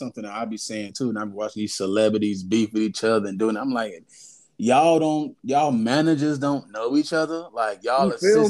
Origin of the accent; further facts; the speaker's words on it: the South, United States; I'm from the South, man.